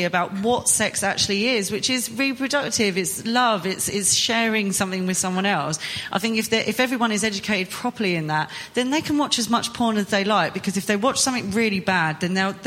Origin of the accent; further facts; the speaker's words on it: United Kingdom; as British people